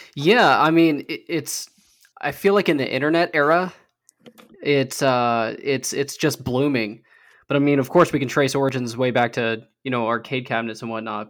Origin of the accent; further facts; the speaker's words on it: Idaho, United States; my home state of Idaho